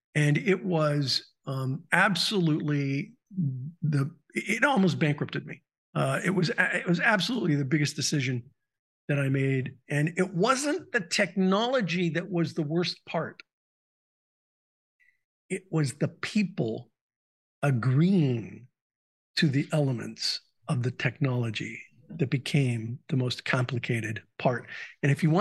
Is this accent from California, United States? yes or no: yes; Southern California, United States; I grew up in Southern California